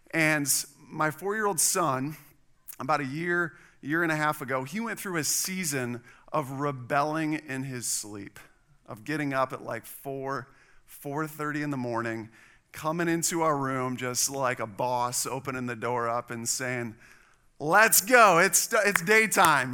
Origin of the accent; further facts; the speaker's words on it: Wisconsin, United States; now in Texas, United States; I'm from Wisconsin.